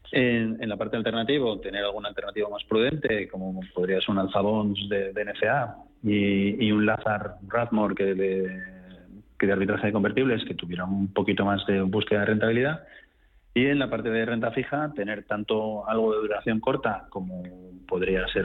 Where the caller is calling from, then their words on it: Seville, Andalusia, Spain; de Sevilla.